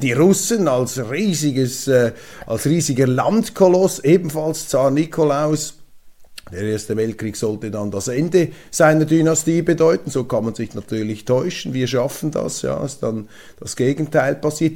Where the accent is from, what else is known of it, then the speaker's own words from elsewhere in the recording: Zurich, Switzerland; ich bin ja Zürcher mit Migrationshintergrund